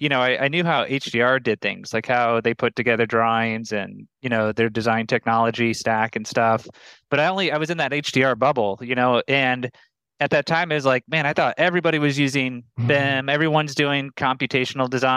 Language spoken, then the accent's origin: English; Omaha, Nebraska, United States; moved away as an adult; also born or lived in Boulder, Colorado; Omaha, Nebraska. Oh. 29 years, born and raised.